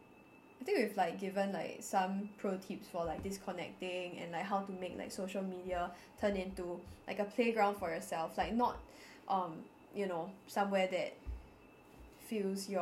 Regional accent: Singapore; as a Singaporean

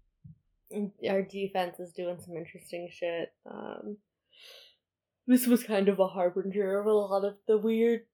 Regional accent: California, United States; as a Californian

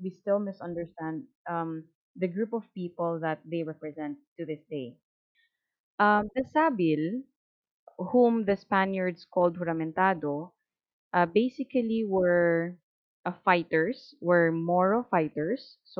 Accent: Philippines; we should have, or the pride as a Filipino.

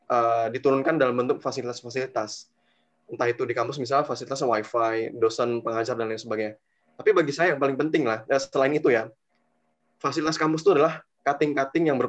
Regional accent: Medan, North Sumatra, Indonesia; now in Malang, Indonesia; Lebih tepatnya ya ketika awal saya masuk di UB masih mahasiswa baru, waktu itu ya kan saya asal dari Medan.

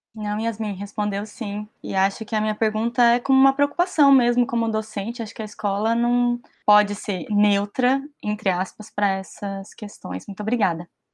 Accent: Brazil; aqui no Brasil, na minha vivência, em muitos lugares onde eu estive, socialmente na escola

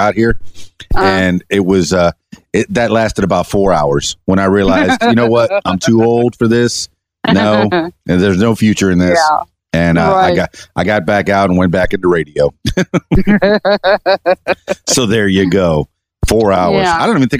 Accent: Miami, Florida, United States; moved away; also born or lived in Hollywood, Florida / Conway, Arkansas; I'm from Miami. I lived in the Hollywood area myself

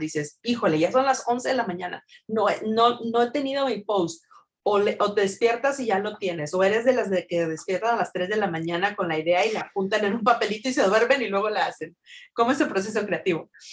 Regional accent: Mexico; yo soy mexicana

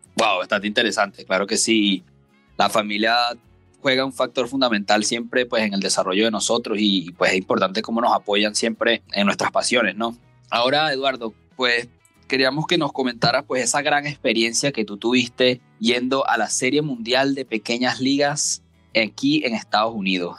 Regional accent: Venezuela; criarse en el país de nosotros

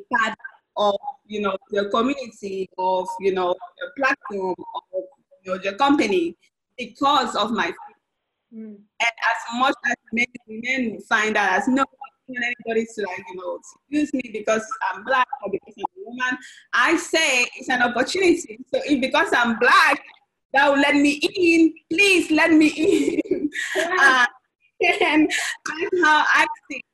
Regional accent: Cameroon; now in Austin, United States; I'm originally from Cameroon, Central Africa, so most of my family is back home.

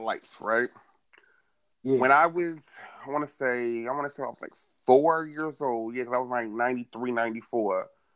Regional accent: Boston, Massachusetts, United States; I'm originally from Boston, Massachusetts, right? I was born February 26, 1990

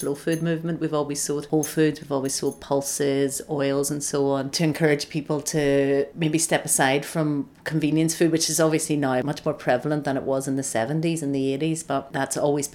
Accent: Belfast, Northern Ireland, United Kingdom; now in Glasgow, United Kingdom; growing up in Belfast, which I thought it left behind when I moved to Glasgow

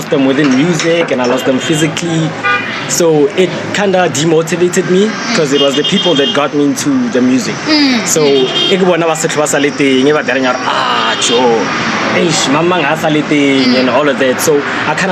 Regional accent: Pretoria, Gauteng, South Africa; now in Lynnwood Park, South Africa; I grew up on Mamelodi

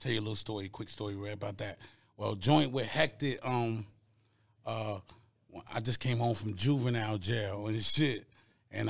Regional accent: New York City, New York, United States; growing up in Queensbridge

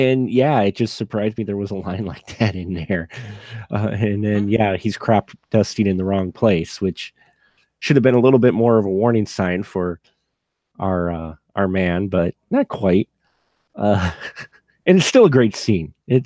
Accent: Midwest, United States; we're from the Midwest

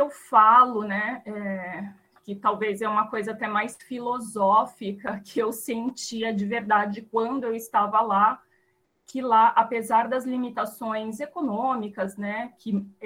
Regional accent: São Paulo, Brazil; moved away as an adult; also born or lived in Cuba; eu sou nascida aqui em São Paulo, mas meus pais são naturais aí da Bahia, né? Meu pai é de Itaberaba, minha mãe de Sátiro Dias, mas eles se encontraram, né? Se conheceram aqui em São Paulo e eu nasci aqui.

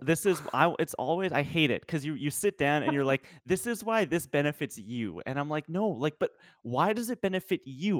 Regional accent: Western Canada, Canada; the western part of Canada

